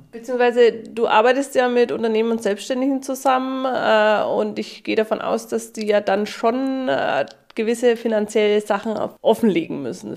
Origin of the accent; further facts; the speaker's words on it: Germany; bei uns in Deutschland